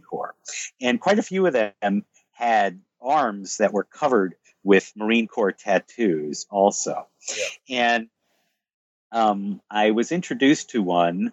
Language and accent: English; United States; I'm American